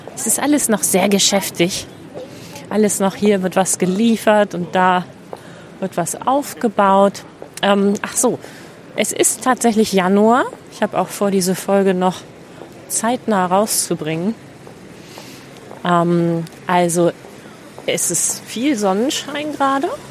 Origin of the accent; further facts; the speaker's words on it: Celle, Lower Saxony, Germany; in meiner Heimatstadt Celle